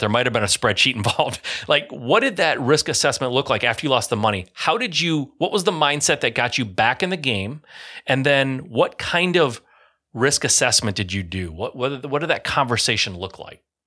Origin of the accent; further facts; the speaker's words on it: Michigan, United States; I grew up in Michigan in an area where, yeah, there was a negative connotation